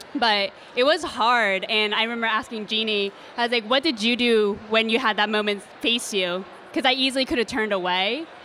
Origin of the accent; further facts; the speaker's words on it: Maine, United States; I grew up living in Maine